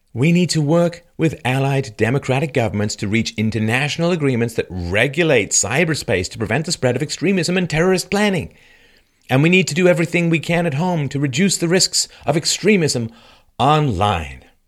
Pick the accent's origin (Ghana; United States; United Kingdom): United Kingdom; London; moved away; I grew up in London, and, um, I left in seventy-seven